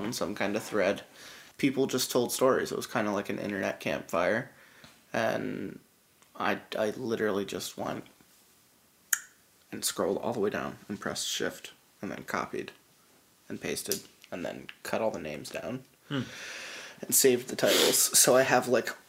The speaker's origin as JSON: {"language": "English", "town": "Allentown", "region": "Pennsylvania", "country": "United States", "tie": "born or raised there", "said": "growing up in Allentown"}